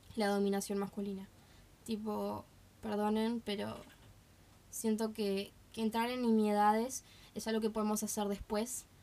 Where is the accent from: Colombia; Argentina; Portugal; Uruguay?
Uruguay